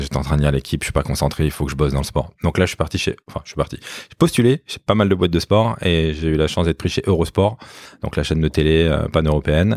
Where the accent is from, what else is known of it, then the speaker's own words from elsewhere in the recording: Limeil-Brévannes, Île-de-France, France; en banlieue parisienne, euh, à limeil brévan exactement, une petite ville coincée entre Boissy-Saint-Léger, la ligne A, et Villeneuve-Saint-Georges, la ligne D